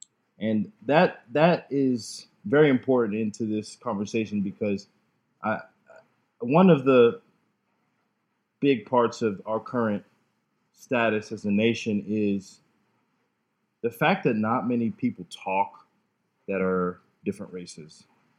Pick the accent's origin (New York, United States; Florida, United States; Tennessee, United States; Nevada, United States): Florida, United States; Tampa; also born or lived in Jamaica; I've been living in Tampa essentially my whole life. I'm 26. I was born in Jamaica, however. I'm a Jamaican immigrant, came here when I was three.